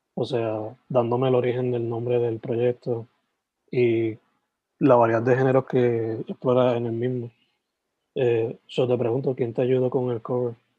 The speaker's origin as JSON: {"language": "Spanish", "town": "Sabana Grande", "country": "Puerto Rico", "said": "yo soy de Sabana Grande, San Germán"}